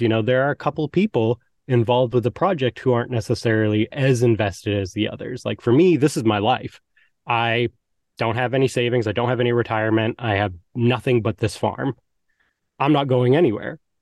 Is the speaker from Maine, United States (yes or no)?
yes; Maine, United States; I'm from Maine